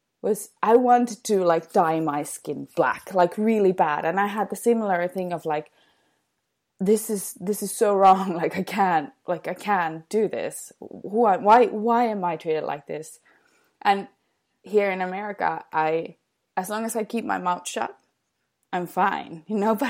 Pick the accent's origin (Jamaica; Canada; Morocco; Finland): Finland; moved away; also born or lived in South Africa; I grew up in Finland where everybody's upper middle class.